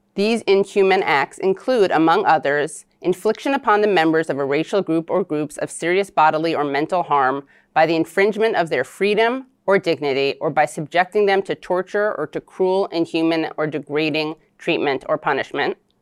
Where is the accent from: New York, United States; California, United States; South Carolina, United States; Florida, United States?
New York, United States; New York City; I was born in New York City